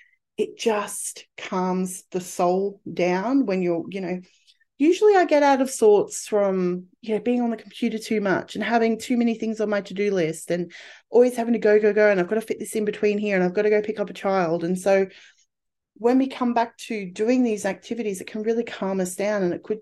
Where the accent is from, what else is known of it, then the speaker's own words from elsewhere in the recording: England, United Kingdom; born there; I was born in spring in England.